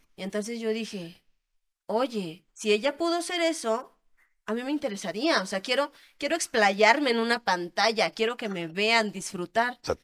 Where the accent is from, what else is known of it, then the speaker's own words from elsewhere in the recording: Querétaro, Mexico; yo soy de aquí, de Querétaro